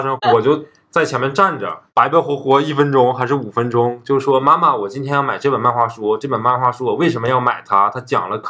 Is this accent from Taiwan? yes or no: no; Northeast China, China; accent: Northeastern Mandarin; 因为我们东北话说，就小嘴儿巴巴的，就一每一天都滔滔不绝的说话。